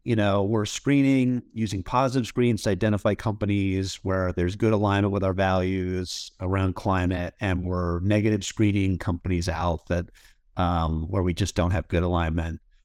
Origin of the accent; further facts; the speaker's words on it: Duxbury, Massachusetts, United States; moved away as an adult; also born or lived in Ithaca, New York / Los Angeles; now in Seattle, United States; I grew up in Massachusetts in a little town called Duxbury.